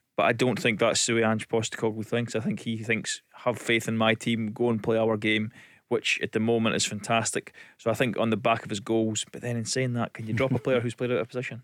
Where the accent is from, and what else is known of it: Elgin, Scotland, United Kingdom; born or raised there; also born or lived in Aberdeen